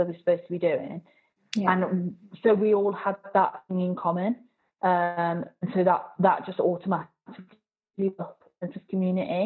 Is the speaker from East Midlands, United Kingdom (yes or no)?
no; Birmingham, West Midlands, United Kingdom; also born or lived in Swansea; in Birmingham, depending on which area you're in, so, like, I'm from Bourneville.